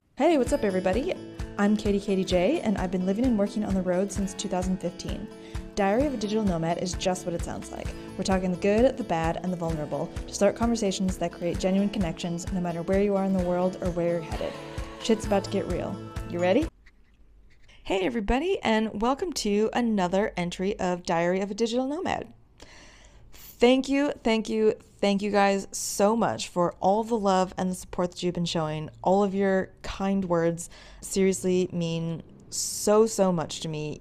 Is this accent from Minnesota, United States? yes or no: no; outside Chicago, Illinois, United States; moved away; also born or lived in Korea; I grew up right outside Chicago